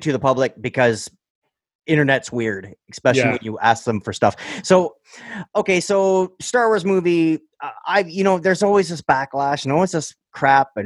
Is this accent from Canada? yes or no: yes; Sudbury, Ontario, Canada; I was raised up in Sudbury